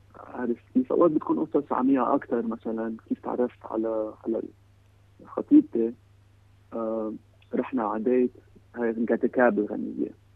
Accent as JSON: {"language": "Arabic", "country": "Lebanon", "said": "انا من لبنان"}